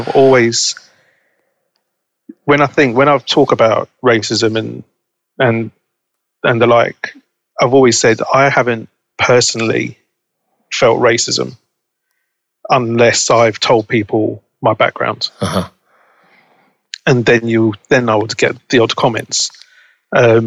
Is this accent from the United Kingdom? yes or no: yes; London, United Kingdom; Growing up in Balham, the majority of my friends were black or Asian